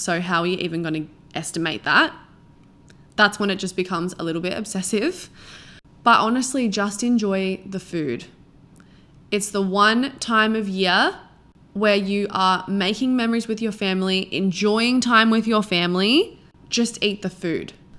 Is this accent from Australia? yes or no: yes; Australia; now in Sydney, Australia; I'm from a really small town, like, the population is literally fifteen hundred and in the middle of nowhere.